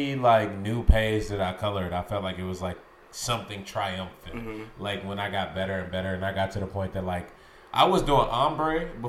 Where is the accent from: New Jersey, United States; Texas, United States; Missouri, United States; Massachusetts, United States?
Missouri, United States; St. Louis; St. Louis, Missouri.